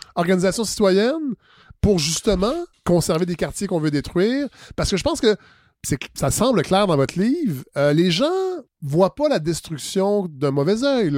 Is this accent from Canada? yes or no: yes; Saint-Hyacinthe, Quebec, Canada; Je suis natif de Saint-Hyacinthe